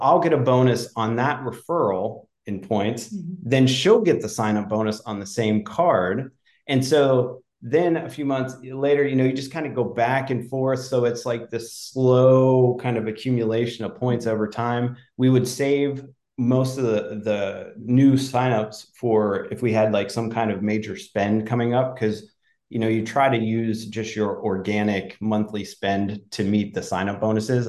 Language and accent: English; Pennsylvania, United States; moved away; I grew up in Pennsylvania and I grew up camping and hiking as a kid